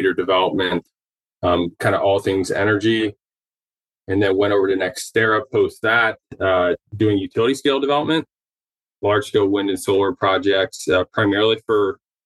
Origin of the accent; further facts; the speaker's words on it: Dayton, Ohio, United States; I grew up in the Midwest, originally from Ohio, kind of southern Ohio, Dayton